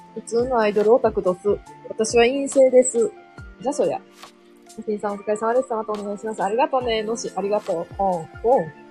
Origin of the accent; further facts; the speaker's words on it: Kansai, Japan; accent: Kansai dialect; 関西弁風なん関西弁風になった